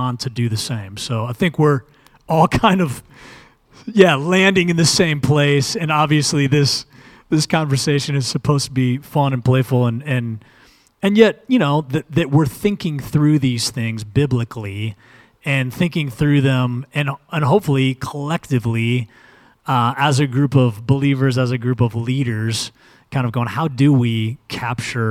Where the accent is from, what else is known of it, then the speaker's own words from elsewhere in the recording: United States; American Christians